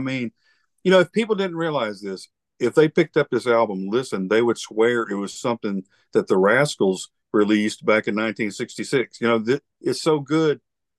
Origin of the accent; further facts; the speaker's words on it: Alabama, United States; the South is a different, you know, area, which I'm from Alabama, you know.